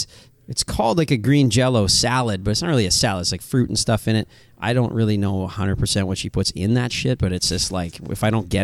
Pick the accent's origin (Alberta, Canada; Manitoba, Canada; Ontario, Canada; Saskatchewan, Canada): Saskatchewan, Canada; Saskatoon; we're not from here, you know, we're Western Canadian kids. And trust me, growing up out there, this is a different world, right? Like, and it's a long fucking way away from Saskatoon.